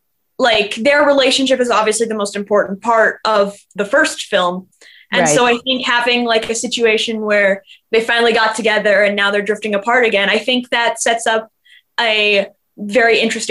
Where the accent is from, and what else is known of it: Los Angeles, California, United States